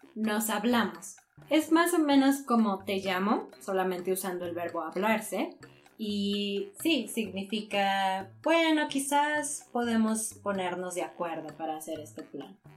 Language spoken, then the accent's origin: Spanish; Mexico; nosotros como ciudadanos mexicanos